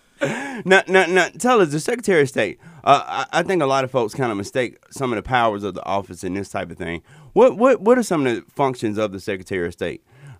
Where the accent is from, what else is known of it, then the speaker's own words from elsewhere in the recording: Alabama, United States; But I was raised in Alabama, so I really understand it. It's like there's no opportunities there. It's so just economically depressed for black folks.